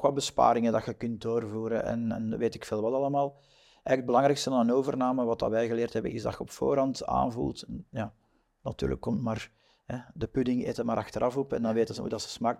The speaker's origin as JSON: {"language": "Dutch", "region": "Flanders", "country": "Belgium", "said": "wij zijn Vlamingen"}